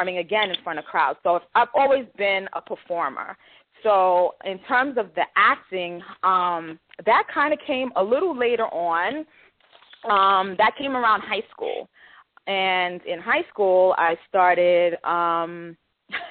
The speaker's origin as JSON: {"language": "English", "town": "New York City", "region": "New York", "country": "United States", "tie": "born or raised there", "said": "I grew up in the Bronx, the Northeast Bronx, in a section of the Bronx called Co-op City. And, I grew up there, pretty much born and raised."}